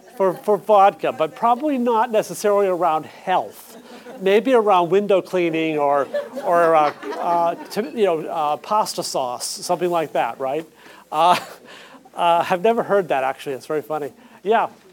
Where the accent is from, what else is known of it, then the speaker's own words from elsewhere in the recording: Saco, Maine, United States; moved away; I'm actually from Maine uh, southern Maine, Saco, and I spent the weekend with my parents there